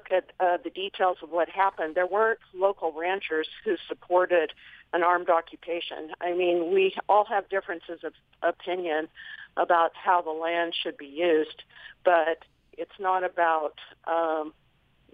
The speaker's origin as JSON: {"language": "English", "country": "United States", "tie": "born or raised there", "also_born_or_lived": "New Mexico / Colorado / San Diego", "moved": "as an adult", "lives_now": "Central Oregon, United States", "said": "I grew up in New Mexico and Colorado in a hunting family"}